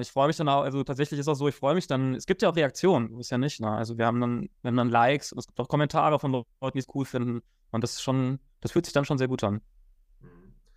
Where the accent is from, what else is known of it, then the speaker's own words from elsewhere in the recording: Frankfurt, Hesse, Germany; ich komme ja aus Frankfurt, ich wohne auch in Frankfurt